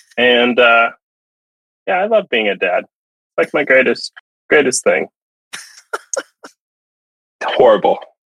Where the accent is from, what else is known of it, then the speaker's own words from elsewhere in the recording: Texas, United States; also born or lived in Japan; now in Pacific Northwest, United States; So they do not exist in the Pacific Northwest at all. But I had them growing up in Texas.